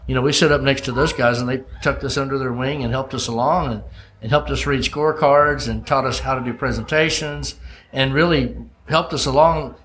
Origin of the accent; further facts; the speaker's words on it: Olive Branch, Mississippi, United States; my hometown in olive branch mississippi